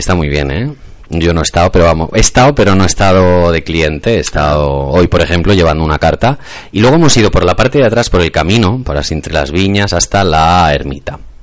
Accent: Masquefa, Catalonia, Spain; yo estoy enamorado de mi pueblo

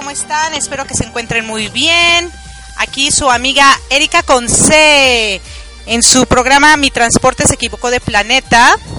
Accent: Mexico; moved away; pues de México

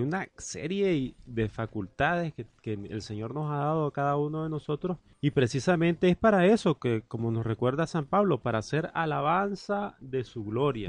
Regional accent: Nicaragua; uno nicaragüense como este servidor, paisano mío Randall

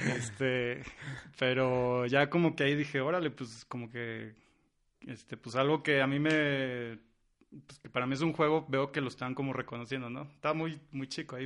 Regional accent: San Luis Potosí, Mexico; also born or lived in Santa Maria, Brazil; de aquí mero, de San Luis Potosí

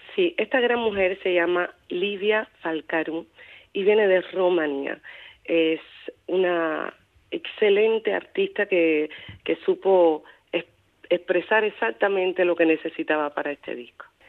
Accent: Pinar del Río, Cuba; also born or lived in Havana, Cuba; now in Paris, France; Nací en Cuba, en Pinar del Río

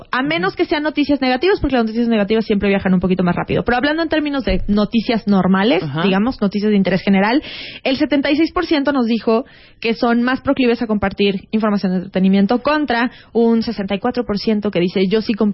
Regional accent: Mexico

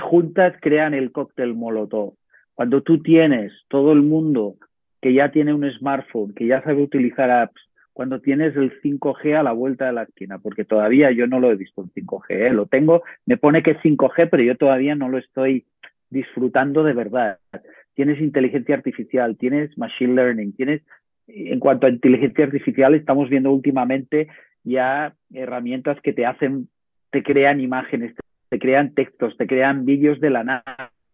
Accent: Ciutadella, Balearic Islands, Spain; yo soy de Menorca

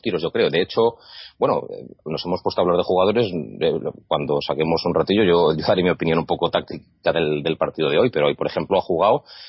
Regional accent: Zaragoza, Aragon, Spain; Yo soy de Zaragoza

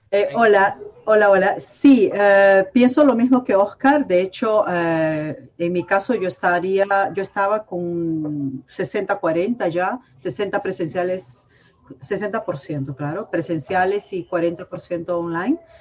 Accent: Peru; soy peruana y soy cevichera

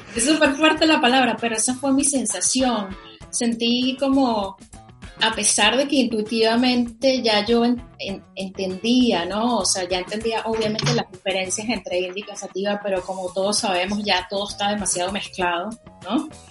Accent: Caracas, Capital District, Venezuela; yo soy de Venezuela. Yo nací y crecí en Caracas

